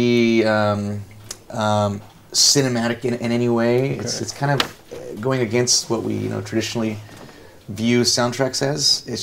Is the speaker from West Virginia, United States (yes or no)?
no; Los Angeles, California, United States; I'm from Los Angeles, and there you have Hollywood.